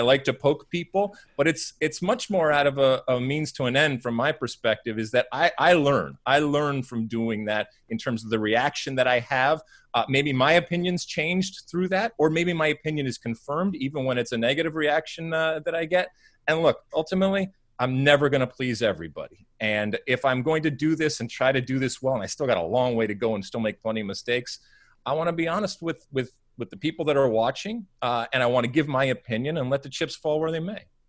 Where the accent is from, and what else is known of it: United States